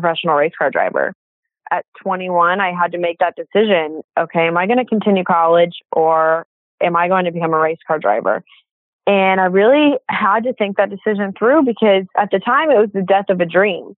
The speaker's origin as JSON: {"language": "English", "town": "Indianapolis", "region": "Indiana", "country": "United States", "tie": "born or raised there", "said": "I grew up in Indiana, like you said, again, and kind of never really left Indiana."}